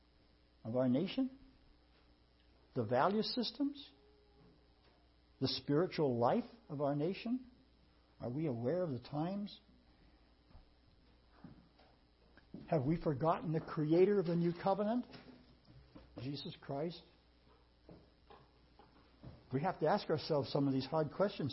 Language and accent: English; United States; we as American people